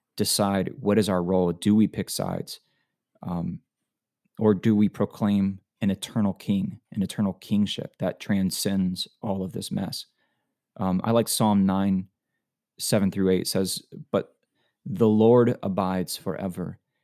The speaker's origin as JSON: {"language": "English", "region": "Florida", "country": "United States", "tie": "born or raised there", "moved": "as an adult", "lives_now": "Alabama, United States", "said": "I was born and raised in Florida all my life"}